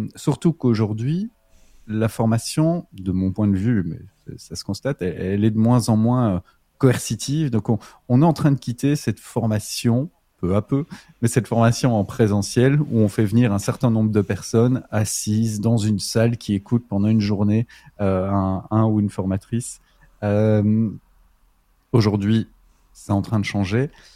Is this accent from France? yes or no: no; Belgium; je suis belge